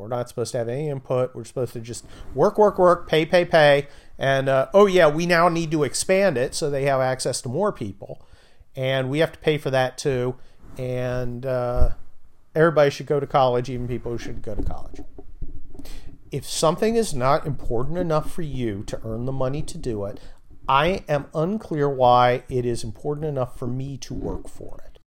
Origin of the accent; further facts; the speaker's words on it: California, United States; I'm from California